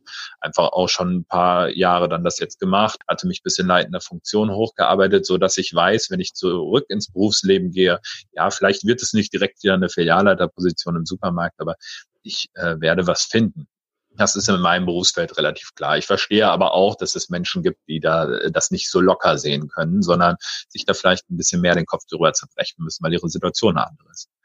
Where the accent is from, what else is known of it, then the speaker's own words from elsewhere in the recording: Paderborn, North Rhine-Westphalia, Germany; also born or lived in Berlin-Spandau; now in Berlin, Germany; Ursprünglich aus Ostwestfalen, aus Paderborn